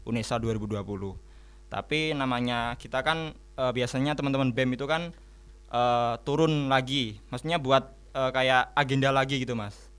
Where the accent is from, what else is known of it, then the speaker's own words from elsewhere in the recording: Sragen, Central Java, Indonesia; also born or lived in Ngawi; Mesti aku wong Sragen, Ngawi etanku.